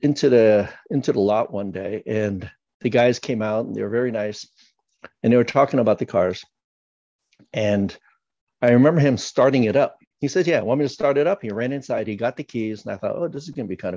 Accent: San Francisco, California, United States; growing up in San Francisco, the Bay Area, in California

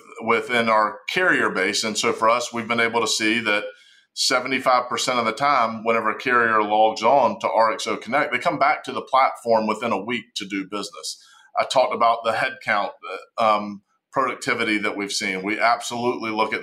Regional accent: Charlotte, North Carolina, United States; accent: Southern (North Carolina); If my accent doesn't give it away, we're in Charlotte, North Carolina

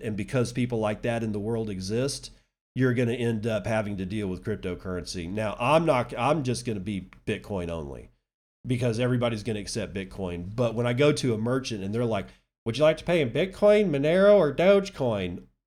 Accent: West Texas, United States; also born or lived in Permian Basin, Texas / Lubbock, Texas / High Plains, Texas; I'm from West Texas. I still live in, well, I live in the High Plains, but it's still considered West Texas, but I was actually born in, in the Permian Basin, which is about as West Texan as you get

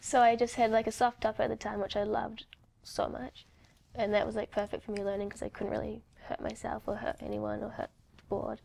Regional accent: New Zealand; now in New York, United States; I grew up in New Zealand

